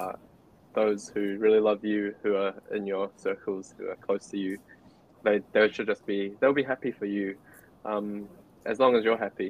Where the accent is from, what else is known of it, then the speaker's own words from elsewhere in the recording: New Zealand; My girlfriend is Cambodian, whereas I'm Chinese, and we're born and raised in New Zealand